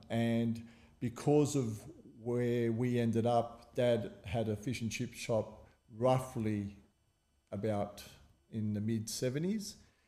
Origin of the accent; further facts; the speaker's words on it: Sydney, New South Wales, Australia; also born or lived in Abbotsford, Sydney; We grew up in Surrey Hills.